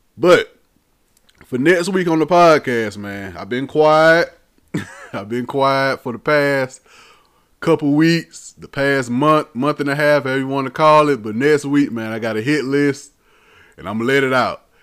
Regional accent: the South, United States; I'm from the South

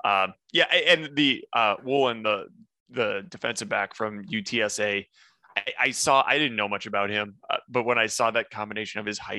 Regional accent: North Dakota, United States; I grew up in North Dakota

